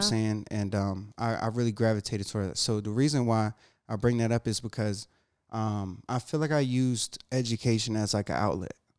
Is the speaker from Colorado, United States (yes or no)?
no; Jacksonville, North Carolina, United States; moved away; also born or lived in Massachusetts; I grew up in Branchwood